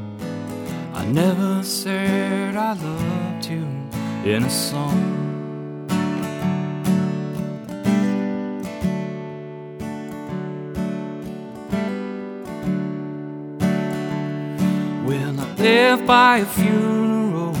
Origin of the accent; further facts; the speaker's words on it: Bridgewater, Massachusetts, United States; I grew up in Bridgewater